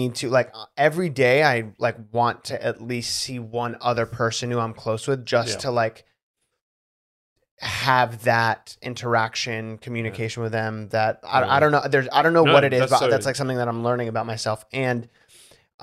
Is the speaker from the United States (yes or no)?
yes; United States; being American and sheltered and homeschooled